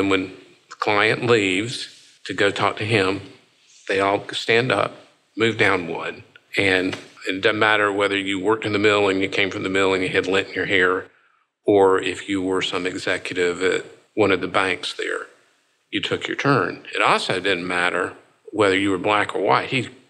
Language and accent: English; Greenville, South Carolina, United States; now in Raleigh, United States; I grew up in Greenville, South Carolina, when it was a mill town.